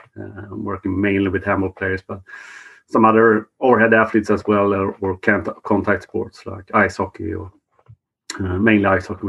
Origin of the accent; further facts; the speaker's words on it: Sweden; I'm pretty much the Swedish version of Stig.